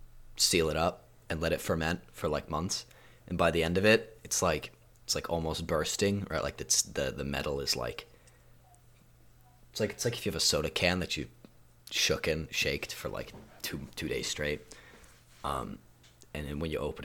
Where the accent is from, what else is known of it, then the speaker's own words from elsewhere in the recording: Sweden; moved away; I'm from Sweden initially. I was born there.